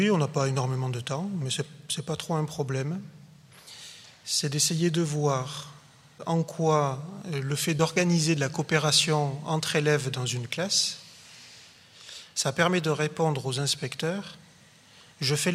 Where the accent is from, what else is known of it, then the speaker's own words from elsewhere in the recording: Montpellier, Occitania, France; je viens bien de Montpellier.